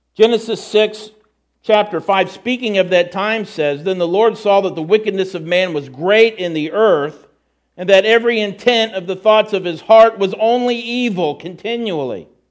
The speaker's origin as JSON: {"language": "English", "country": "United States", "said": "as a Christian, despite being an American"}